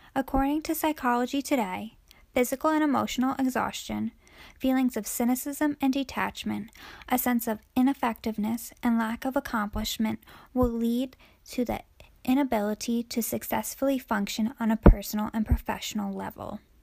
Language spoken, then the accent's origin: English; New Jersey, United States; I am from and currently still a resident of New Jersey, born and raised